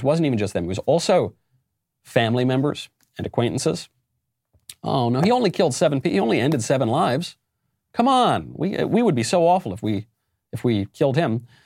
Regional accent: New York, United States; my home state of New York

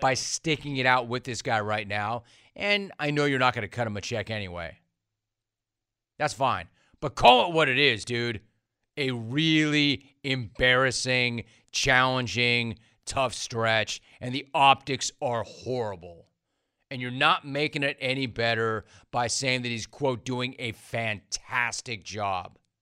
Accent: California, United States; I'm from California

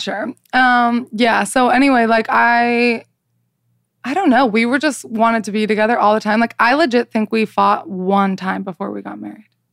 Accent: Salt Lake City, Utah, United States; I am from Salt Lake City, Utah

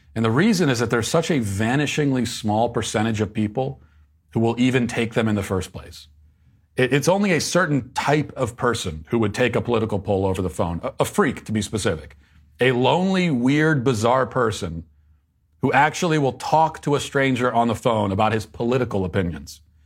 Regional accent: Virginia, United States; moved away; my home state of uh, Virginia

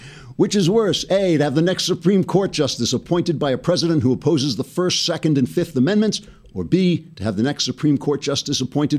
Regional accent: New York, United States; I'm from New York. People from New York talk a little bit rougher than the people in the rest of the country.

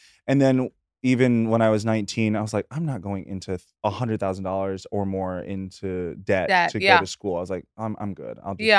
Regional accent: North Carolina, United States; moved away as an adult; now in New York City, United States; from North Carolina, but I am a New Yorker.

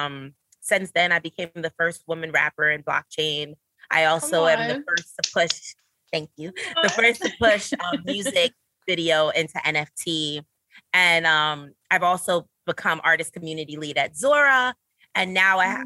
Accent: New York City, New York, United States; I'm a Brooklyn girl. I'm from Flatbush

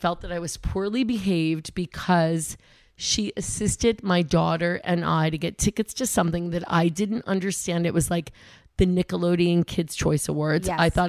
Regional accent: Syracuse, New York, United States; I'm from Syracuse.

